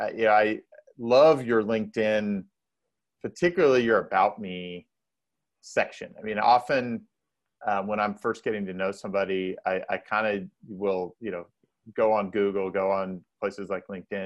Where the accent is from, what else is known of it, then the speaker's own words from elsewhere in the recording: Indiana, United States; I'm from Indiana